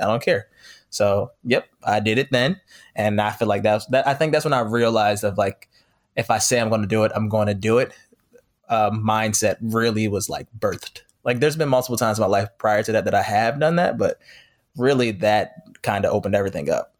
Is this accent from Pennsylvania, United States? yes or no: yes; Philadelphia, Pennsylvania, United States; moved away as an adult; now in Los Angeles, United States; I'm from Philadelphia, originally born and raised